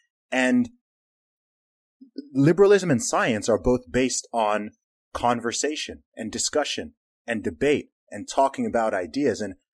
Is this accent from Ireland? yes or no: no; Saudi Arabia; born or raised there